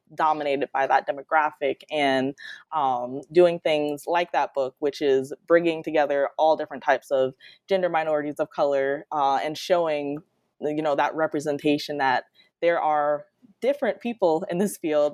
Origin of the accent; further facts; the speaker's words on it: Detroit, Michigan, United States; moved away as an adult; now in Florida, United States; I'm originally from Detroit, Michigan